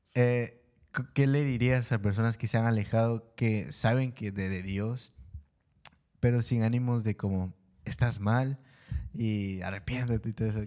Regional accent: Guatemala; moved away; yo soy de Guatemala. Y la, cuando yo me vine acá

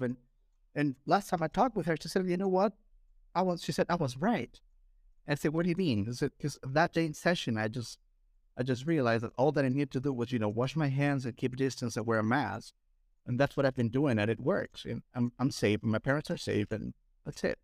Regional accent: Lima, Peru; I'm from Peru

